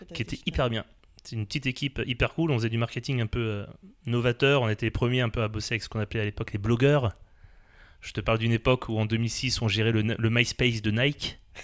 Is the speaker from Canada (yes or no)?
no; Alsace, Grand Est, France; moved away as an adult; now in Paris, France; j'ai passé toute ma jeunesse en Alsace. Voilà, je suis sur Paris depuis 2006.